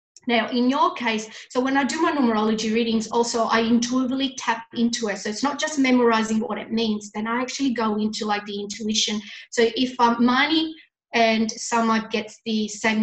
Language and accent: English; Italy; moved away; I was brought up in Italy.